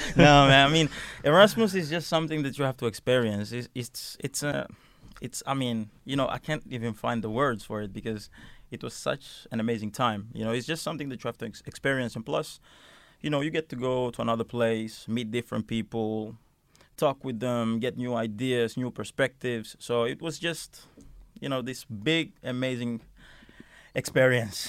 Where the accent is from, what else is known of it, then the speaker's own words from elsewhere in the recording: Helsinki, Uusimaa, Finland; moved away; also born or lived in Milan; I come from Helsinki area, s, which is a big, uh, area in Finland